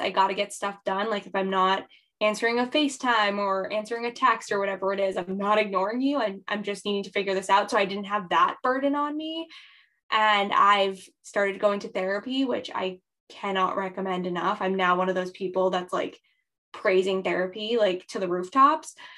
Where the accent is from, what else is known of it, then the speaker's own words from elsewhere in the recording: New Hampshire, United States; I am originally from New Hampshire in the United States.